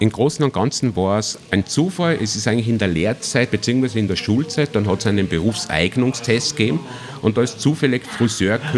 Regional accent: Obertrum, Salzburg, Austria; Du, ich bin ein Salzburger, komme aus Obertrum. Also liegt sehr nahe, 20 Minuten

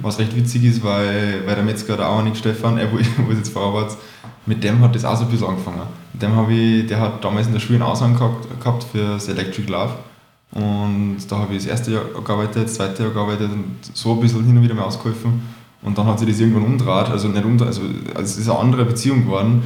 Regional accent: Salzburg, Austria; ich bin ursprünglich aus Salzburg

